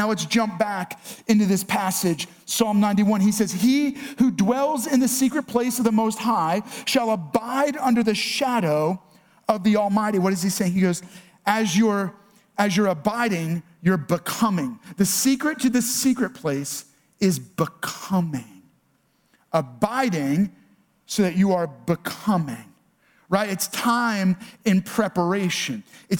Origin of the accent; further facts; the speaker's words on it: New York, United States; accent: New York; For Laura and I, we're both originally from New York. And if you get us around New Yorkers, our accent comes back.